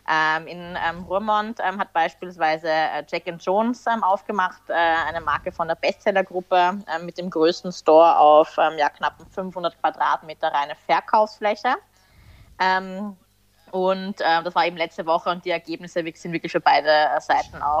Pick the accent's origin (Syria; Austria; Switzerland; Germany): Austria; gewandt, wie man bei uns in Österreich sagt